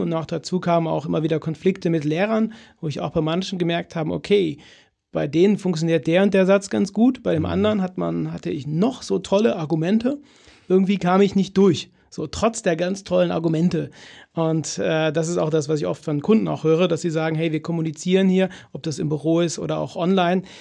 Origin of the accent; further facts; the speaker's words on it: Cologne, North Rhine-Westphalia, Germany; bei uns in Köln